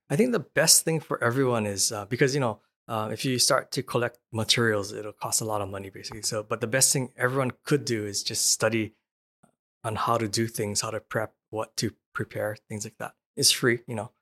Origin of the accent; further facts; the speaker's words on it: Hawaii, United States; moved away; I'm from Hawaii, and Hawaii is, is isolated